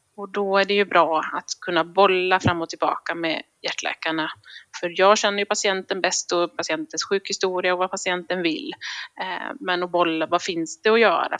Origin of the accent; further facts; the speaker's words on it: Visby, Gotland, Sweden; moved away as an adult; also born or lived in Luleå, Sweden; now in Gothenburg, Sweden; jag kommer från början från Visby, eh, men sen flyttade jag till Göteborg när jag skulle läka, läsa läkarutbildningen